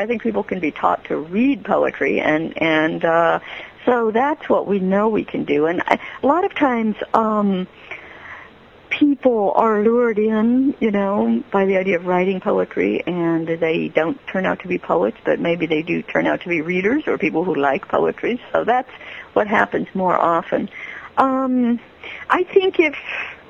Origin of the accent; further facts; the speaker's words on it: San Diego, California, United States; also born or lived in Berkeley / San Francisco; I grew up in San Diego